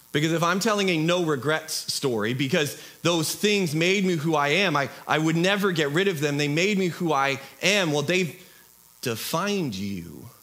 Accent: Washington, United States; Uh, I'm from Southwest Washington.

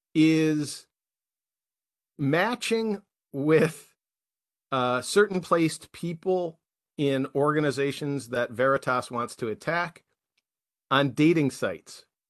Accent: United States; the rest of us who are Americans

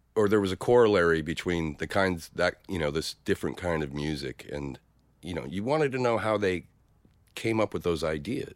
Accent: Stockton, California, United States; born or raised there; now in San Francisco, United States

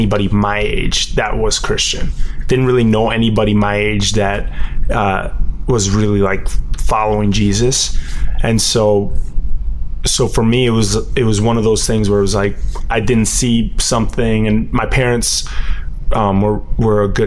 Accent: Connecticut, United States; also born or lived in Miami, Florida / Puerto Rico; I grew up in Connecticut, and it's a very white town

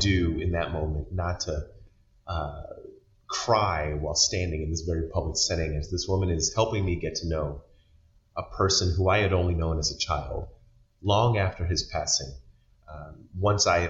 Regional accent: Baltimore, Maryland, United States; moved away as an adult; now in Wisconsin, United States; I was born and raised in Baltimore, Maryland

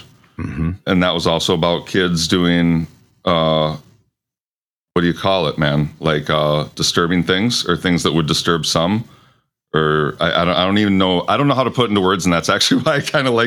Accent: central Michigan, United States; moved away; also born or lived in Minnesota; I grew up in central Michigan

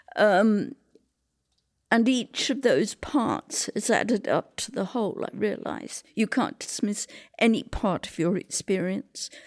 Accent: England, United Kingdom; moved away as an adult; also born or lived in Vancouver, Canada; now in Salt Spring Island, Canada; I was born in Britain during the war.

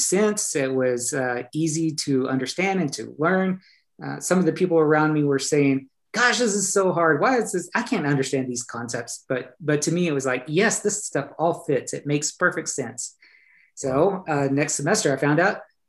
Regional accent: Pampa, Texas, United States; moved away as an adult; also born or lived in Canyon, Texas / Norman, Oklahoma; I grew up in Pampa, east of Amarillo.

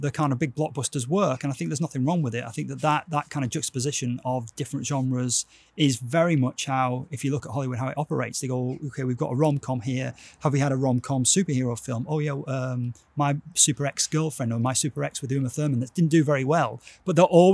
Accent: Wigan, North West England, United Kingdom; accent: Wigan; This is my Wigan accent

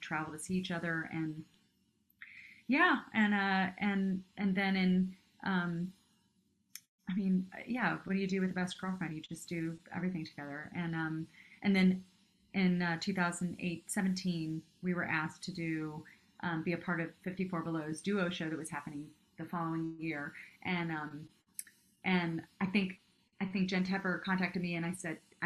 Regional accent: Cincinnati, Ohio, United States; moved away as an adult; also born or lived in Japan; now in New York, United States; I'm from Cincinnati, outside of Cincinnati. I'm from Ohio

